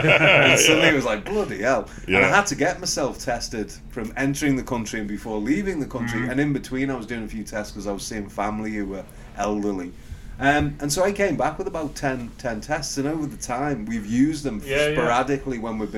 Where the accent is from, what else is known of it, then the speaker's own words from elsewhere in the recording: United Kingdom; moved away as an adult; also born or lived in Manchester, England; now in United States; despite my accent, I don't live here. I live in America.